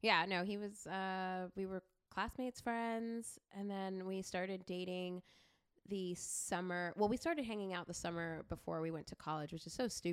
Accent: Canada; born or raised there; also born or lived in Kenya

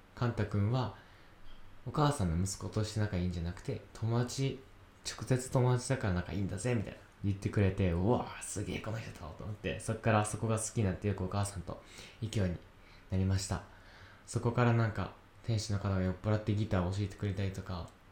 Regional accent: Yamanashi, Japan; 山梨県出身大学生2人

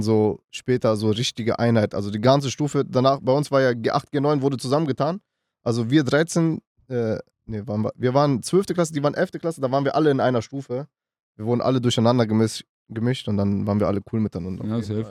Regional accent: Düsseldorf, North Rhine-Westphalia, Germany; also born or lived in Münster / Macedonia; ich komme aus Düsseldorf

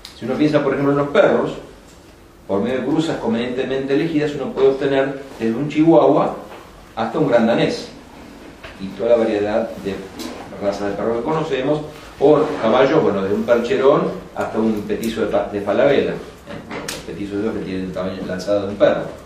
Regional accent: Lomas de Zamora, Buenos Aires Province, Argentina; also born or lived in San Rafael, Mendoza; Enseño en un terciario en Loma de Zamora que es el lugar donde yo nací

